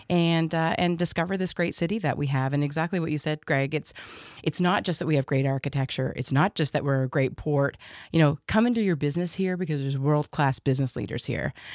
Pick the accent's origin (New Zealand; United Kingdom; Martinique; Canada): Canada; Southern Ontario; also born or lived in Nova Scotia / Kitchener / Oshawa / Limehouse; now in Saint John, Canada; I was born in Nova Scotia, raised in Southern Ontario in places like Kitchener and Oshawa and then in Limehouse